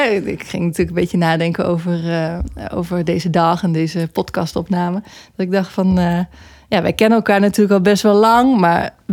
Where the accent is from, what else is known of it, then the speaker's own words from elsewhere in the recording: near Nijmegen, Gelderland, Netherlands; moved away as an adult; also born or lived in Eindhoven; Ik kom uit de buurt van Nijmegen.